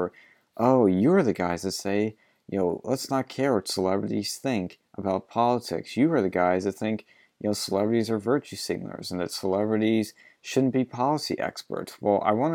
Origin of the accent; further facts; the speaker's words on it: Philadelphia, Pennsylvania, United States; I'm from Philly